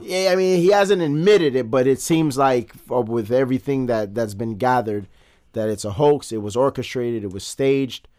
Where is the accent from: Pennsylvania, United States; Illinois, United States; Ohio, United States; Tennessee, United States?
Illinois, United States; Chicago; from Chicago, from the South Side, but we're all over the city, born and raised